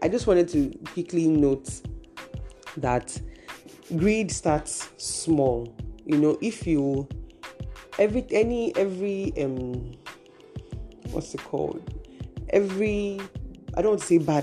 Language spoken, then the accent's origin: English; Nigeria; I am a Nigerian and I am operating from Nigeria